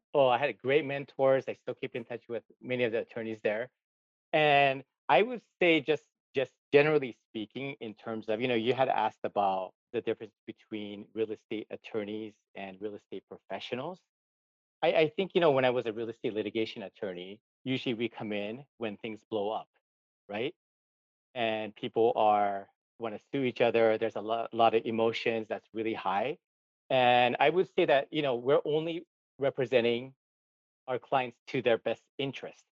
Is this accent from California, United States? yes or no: yes; Gardena, California, United States; moved away as an adult; also born or lived in Tokyo, Japan; now in Hawaii, United States; I was actually born in Tokyo, Japan. I grew up in Gardena, California.